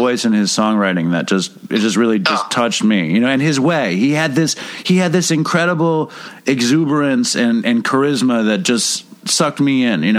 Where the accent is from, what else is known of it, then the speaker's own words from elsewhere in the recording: New York City, New York, United States; And I grew up in Manhattan